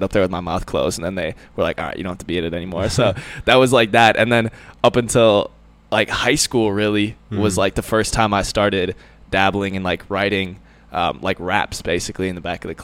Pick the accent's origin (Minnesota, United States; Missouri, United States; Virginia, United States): Minnesota, United States; Andover; moved away as an adult; now in Charleston, South Carolina, United States; I grew up in Andover, Minnesota.